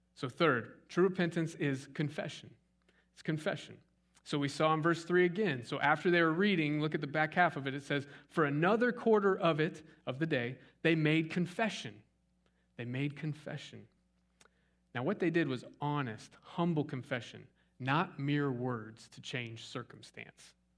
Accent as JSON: {"language": "English", "town": "Scottsdale", "region": "Arizona", "country": "United States", "tie": "born or raised there", "moved": "yes", "lives_now": "East Texas, United States", "said": "I grew up in Scottsdale, Arizona."}